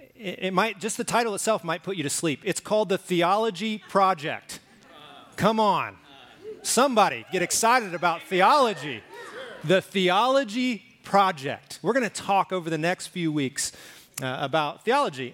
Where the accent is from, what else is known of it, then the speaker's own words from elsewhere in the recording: Alabama, United States; also born or lived in Oklahoma; now in Arizona, United States; I lived in Alabama, I grew up in Alabama